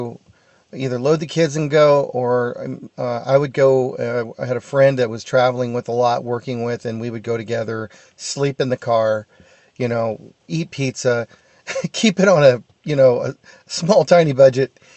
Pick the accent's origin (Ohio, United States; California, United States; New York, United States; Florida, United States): California, United States; Arnold; moved away as an adult; also born or lived in Sonora, California / Bay Area, California; now in Bend, United States; I was born in Sonora, but I grew up in Arnold